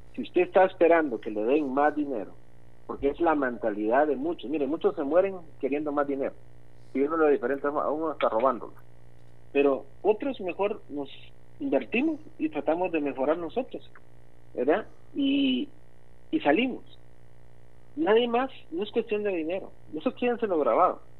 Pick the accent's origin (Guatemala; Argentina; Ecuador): Guatemala; una de nuestras raíces es la amabilidad como guatemaltecos